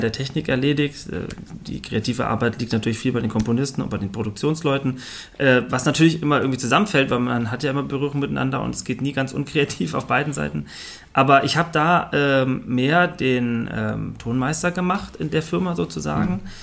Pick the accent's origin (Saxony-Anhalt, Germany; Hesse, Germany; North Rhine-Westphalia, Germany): Hesse, Germany; Fulda; ich komme zwar aus Fulda